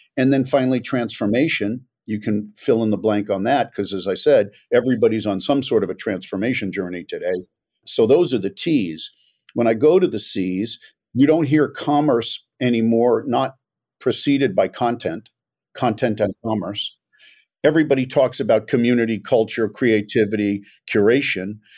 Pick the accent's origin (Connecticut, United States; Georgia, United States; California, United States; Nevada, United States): California, United States; Los Angeles; also born or lived in New York; I was born in New York but grew up in Los Angeles